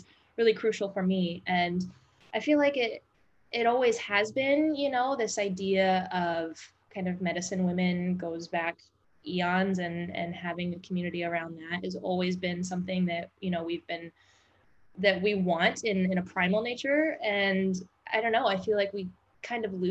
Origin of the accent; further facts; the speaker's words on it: Midwest, United States; moved away as an adult; also born or lived in New Orleans; I grew up in the Midwest